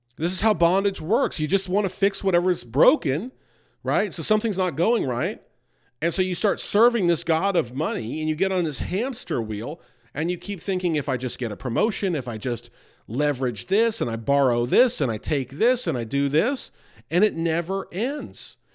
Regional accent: New York, United States; I grew up near New York.

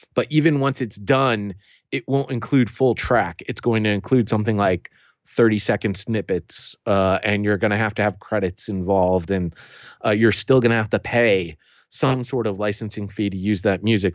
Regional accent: New England, United States; accent: New England; my New England accent

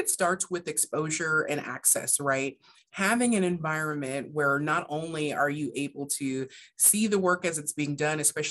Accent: Hardin County, Kentucky, United States; I'm originally from Kentucky, from Hardin County, Kentucky

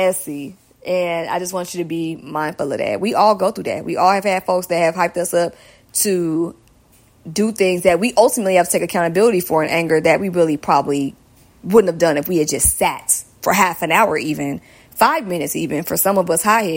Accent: Georgia, United States; accent: southern; my southern accent

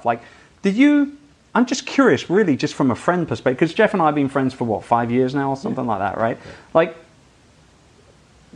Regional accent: United Kingdom; I'm a Brit

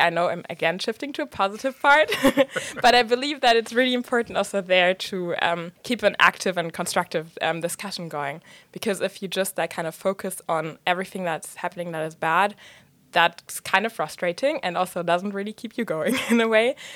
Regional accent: Germany; moved away; I was raised in Germany

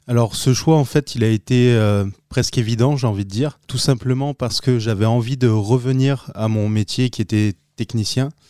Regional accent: Arras, Hauts-de-France, France; now in Alès, France; je viens du Nord-Pas-de-Calais, donc je suis né là-bas, dans la commune d'Arras, et euh, depuis euh, les années 2000 je suis euh, dans le sud de la France, plus précisément dans le Gard, aux alentours d'Alès

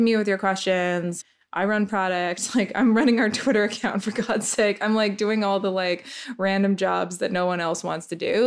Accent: Canada; moved away; I'm Canadian

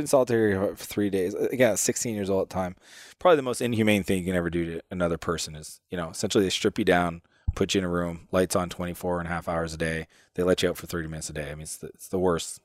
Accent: Canada; I'm Canadian

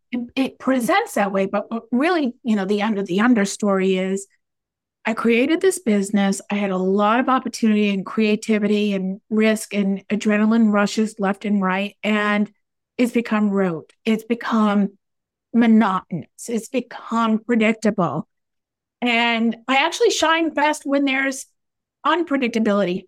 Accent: United States; I am an American after all

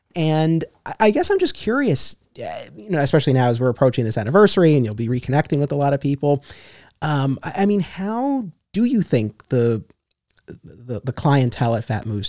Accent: Westchester County, New York, United States; I grew up in Westchester County, New York

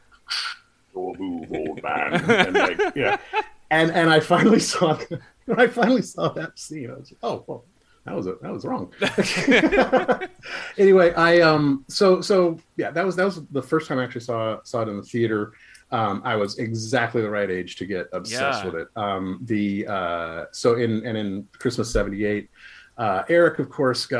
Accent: United States; I'm an American kid

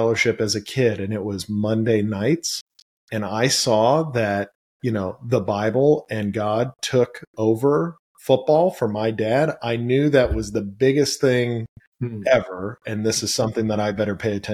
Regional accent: Los Angeles, California, United States; I grew up in Granada Hills, and which is the San Fernando Valley in Los Angeles, California

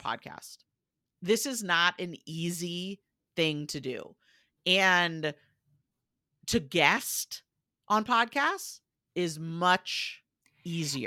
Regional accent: United States; accent: American; you'll probably tell from my accent where I said, "I'm American,"

